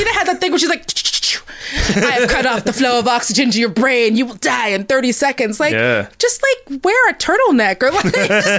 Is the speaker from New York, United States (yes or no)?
no; Seattle, Washington, United States; I'm from Seattle